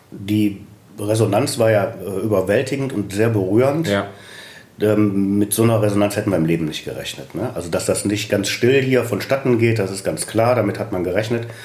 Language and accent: German; Düsseldorf, North Rhine-Westphalia, Germany; Ich bin gebürtiger Düsseldorf, lebe in Pempelfort